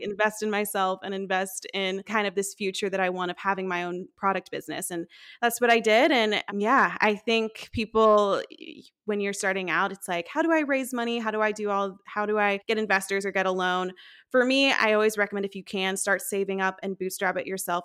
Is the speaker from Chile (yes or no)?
no; Tennessee, United States; also born or lived in Nashville; I'm from Tennessee, I currently l, and have lived in Nashville for about five years